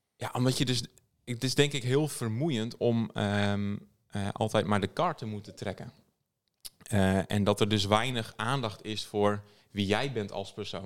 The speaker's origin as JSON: {"language": "Dutch", "region": "Friesland", "country": "Netherlands", "said": "ik ben, wat ik altijd het belangrijkste vind om te noemen is dat ik uit Friesland kom"}